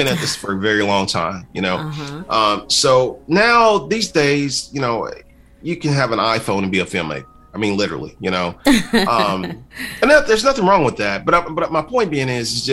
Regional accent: Kentucky, United States; I'm from Kentucky

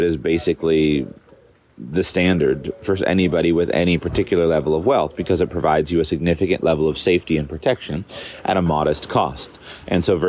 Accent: United States; moved away; my home country, the United States

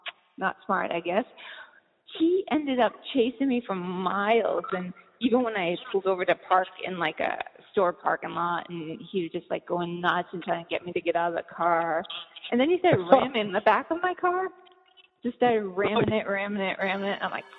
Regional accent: East Coast, United States; also born or lived in California; I grew up on the East Coast. And then I lived a huge chunk of my life in California, like mostly San Francisco and then the Bay Area.

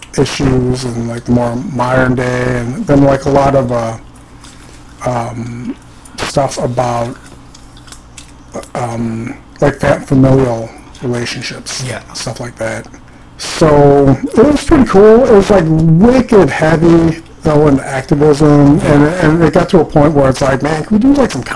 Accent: Central Illinois, United States; moved away as an adult; also born or lived in Chicago; now in Seattle, United States; I come from Central Illinois, which is a pretty conservative.

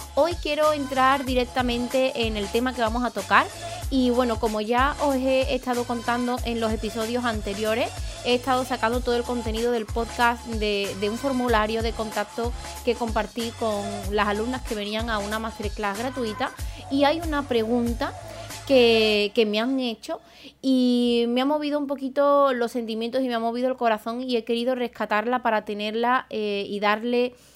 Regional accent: Spain; also born or lived in Seville / Madrid / London / Málaga; yo soy de un pueblo, soy de Aral, y en mi pueblo no me formé.

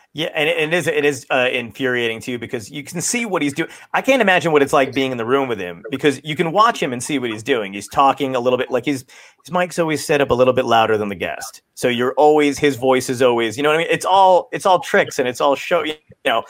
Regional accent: Ocean County, New Jersey, United States; we grew up in New Jersey in Ocean County

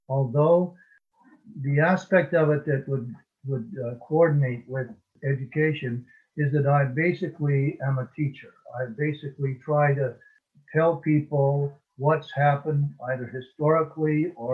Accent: Alberta, Canada; also born or lived in Edmonton; now in British Columbia, Canada; I'm a Canadian. I live now in British Columbia, which is on the West Coast, but I was born in Alberta

